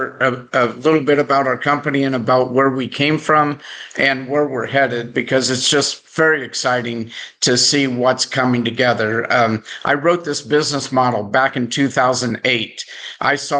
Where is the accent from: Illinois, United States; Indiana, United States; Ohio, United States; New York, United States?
Indiana, United States; I'm from Indiana, so you know we live and breathe basketball there in Indiana as well.